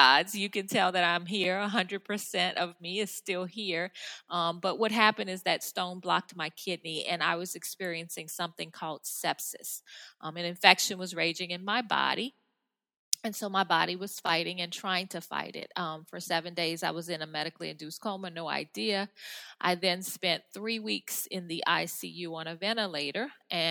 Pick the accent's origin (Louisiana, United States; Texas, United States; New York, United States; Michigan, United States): Louisiana, United States; New Orleans; I'm from New Orleans area